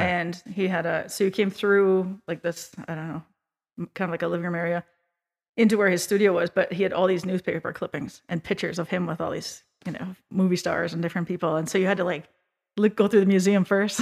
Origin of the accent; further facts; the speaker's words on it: Minneapolis–Saint Paul, Minnesota, United States; I grew up in the Twin Cities, Minnesota, at a dance studio